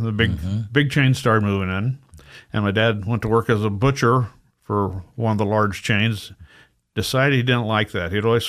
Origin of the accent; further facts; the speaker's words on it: Lawrence, Kansas, United States; born there; also born or lived in California; Well, I grew up several different places. I was born in Lawrence, Kansas. And my father had served in World War II in the Navy, and he got activated for the Korean War.